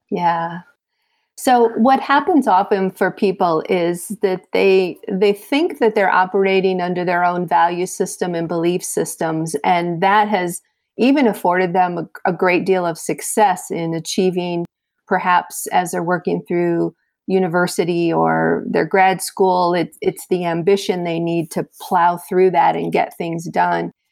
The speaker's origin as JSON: {"language": "English", "area": "south of Chicago", "region": "Illinois", "country": "United States", "tie": "born or raised there", "also_born_or_lived": "South Florida", "moved": "as an adult", "said": "a transfer from my hometown of Illinois, uh, south of Chicago, to, uh, South Florida"}